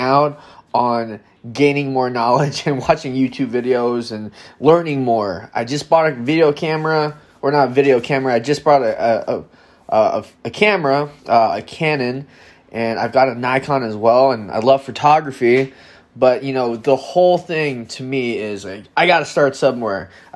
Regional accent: Madison, Wisconsin, United States; I'm from Madison, Wisconsin

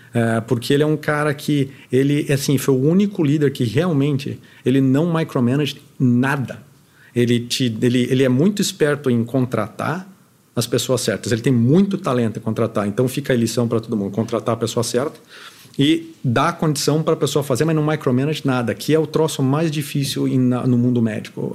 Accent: Curitiba, Paraná, Brazil; moved away as an adult; now in United States; eu sou de Curitiba, lá ninguém fala com ninguém de qualquer forma

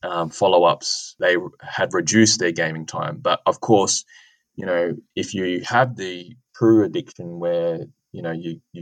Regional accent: Adelaide, South Australia, Australia; my hometown, so University of Adelaide and Flinders University

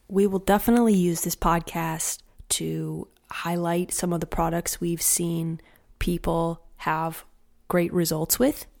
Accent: Madison, Indiana, United States; moved away as an adult; now in Rogersville, United States; I was raised in Madison, Indiana, which is a sweet little small town

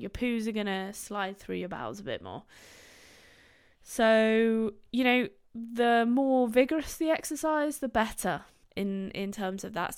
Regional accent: Gloucestershire, South West England, United Kingdom; also born or lived in Bristol; I live in Bristol. I'm from Gloucestershire, where Bristol is

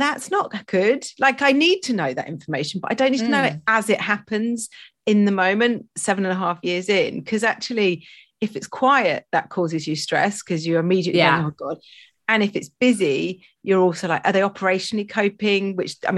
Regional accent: Stroud, South West England, United Kingdom; I grew up in Gloucestershire in Stroud.

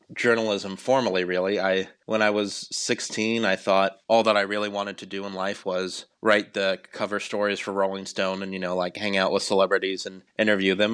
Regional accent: Cleveland, Ohio, United States; now in Washington, D.C., United States; I grew up in Cleveland, Ohio

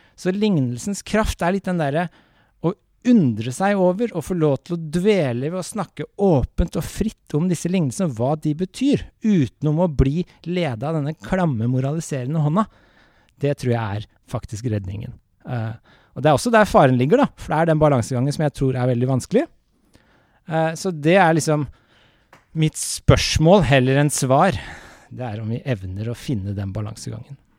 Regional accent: Norway; jeg vokste opp med den i Norge

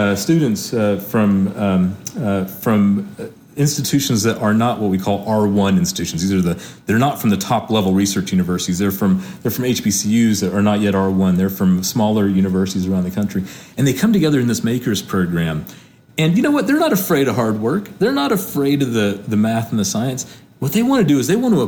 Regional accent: Hickory, North Carolina, United States; I grew up in Hickory, North Carolina, where most people worked in manufacturing.

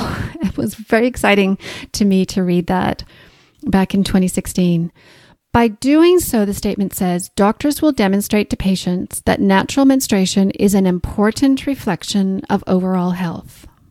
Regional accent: Canada; accent: Canadian, mixed with Australian; moved away as an adult; also born or lived in Australia; now in Christchurch, New Zealand; As you can probably hear from my accent, I'm Canadian, mixed with a few years in Australia

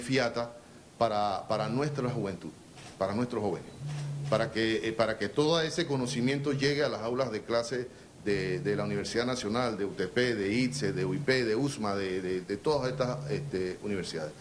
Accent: Panama; nosotros como panameños

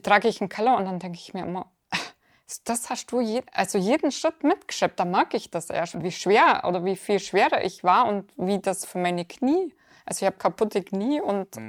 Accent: near Augsburg, Bavaria, Germany; aus in der Nähe von Augsburg

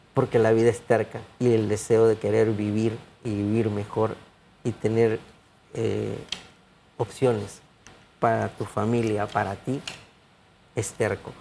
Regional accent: Panama; como panameño

